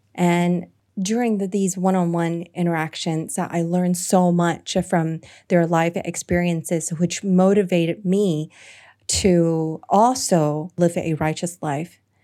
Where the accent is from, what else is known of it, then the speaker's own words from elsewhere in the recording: Hong Kong; coming to my home country